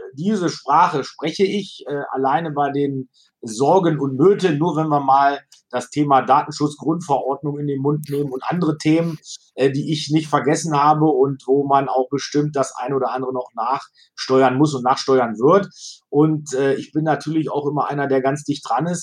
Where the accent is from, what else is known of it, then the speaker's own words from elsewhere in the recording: Wolfenbüttel, Lower Saxony, Germany; Dann bin ich seit 2006 hier Ratsherr in Wolfenbüttel, meine Heimatstadt.